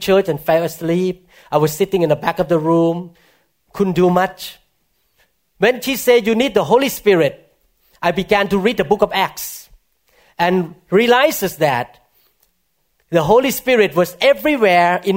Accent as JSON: {"language": "English", "country": "Thailand", "tie": "born or raised there", "moved": "as an adult", "lives_now": "Seattle, United States", "said": "I was born in Thailand in a Buddhist family."}